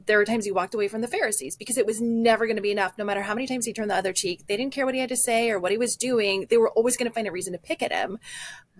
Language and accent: English; Midwest, United States; also born or lived in Texas; now in Minnesota, United States; I'm from the Midwest